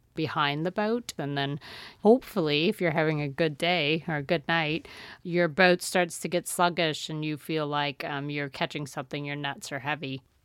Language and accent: English; the Bayou, Louisiana, United States; learned from my aunts growing up on the Bayou